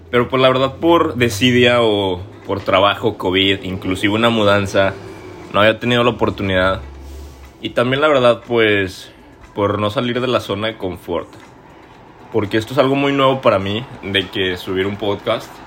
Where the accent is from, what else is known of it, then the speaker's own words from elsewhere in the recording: Torreón, Coahuila, Mexico; now in Toronto, Canada; Tengo 24 años, soy lagunero, soy de Coahuila, norteño, orgullosamente del norte, cabrón pero sobre todo soy mexicano, así como tú y como muchas personas que espero nos estén escuchando el día de hoy. Actualmente vivo en Toronto, Canadá.